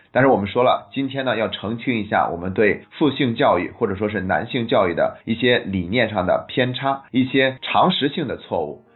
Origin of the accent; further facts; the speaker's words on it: China; 我们中国人到现在却没有一个固定的作为汉民族文化的一个传统服饰